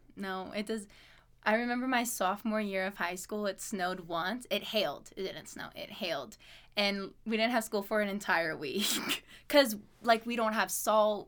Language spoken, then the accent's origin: English; Louisiana, United States; moved away as an adult; also born or lived in Alabama / Pocatello, Idaho; now in Idaho Falls, United States; I was born in Alabama, and then, uh, my mom moved to Louisiana when I was two. So, from two to eighteen, lived there